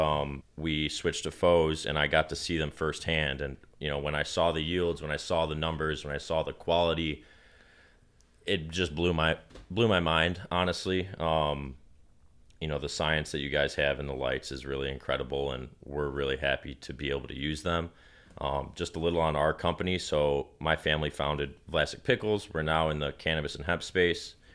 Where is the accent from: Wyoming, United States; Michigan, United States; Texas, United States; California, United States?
Michigan, United States; Detroit; I'm from Detroit